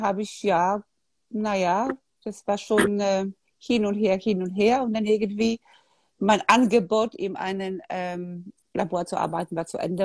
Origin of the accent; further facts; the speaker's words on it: Poland; moved away; ich bin in Polen aufgewachsen, damals war Kommunismus